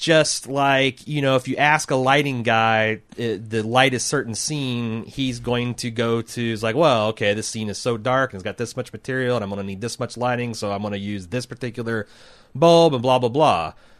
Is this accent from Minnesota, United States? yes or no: yes; Minnesota, United States; I grew up in Minnesota. When I think about my life stories, a lot of them took place with guys like me.